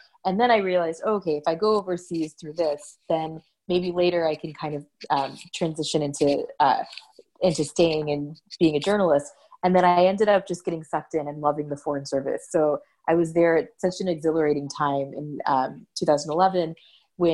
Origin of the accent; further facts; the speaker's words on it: Texas, United States; So I grew up in Texas.